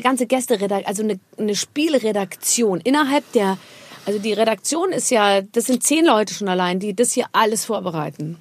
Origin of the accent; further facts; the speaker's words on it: Rhineland-Palatinate, Germany; Also ich komme aus der Pfalz, meine Eltern ja. sind aus der Pfalz